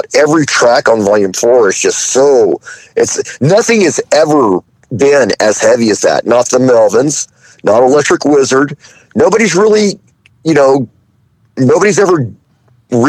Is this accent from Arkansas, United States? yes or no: yes; Fayetteville, Arkansas, United States; moved away; also born or lived in San Francisco, California; I was growing up in Fayetteville, Arkansas